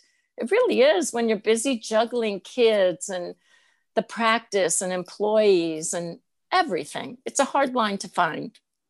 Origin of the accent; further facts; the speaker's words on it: Albany, New York, United States; moved away as an adult; also born or lived in Georgetown; now in Rutland, United States; The Albany, New York area.